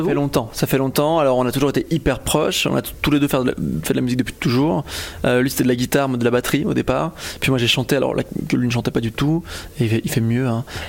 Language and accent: French; Belgium; loin de chez moi, parce que je suis belge